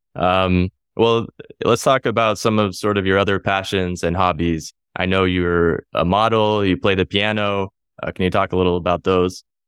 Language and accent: English; United States; me in the U S, I'm American